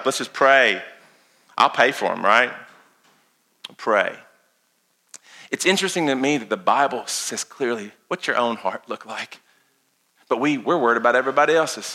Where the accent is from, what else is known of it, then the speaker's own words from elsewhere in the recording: Lincoln County, Casey County, Garrard County, Boyle County, Kentucky, United States; we grew up around here in Lincoln County, Casey County, Garrett County, Bull County